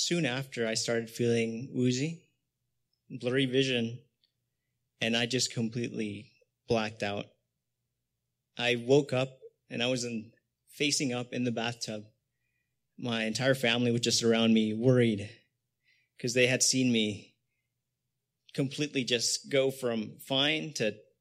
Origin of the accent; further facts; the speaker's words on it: Los Angeles, California, United States; also born or lived in Canoga Park; Born and raised here in the San Fernando Valley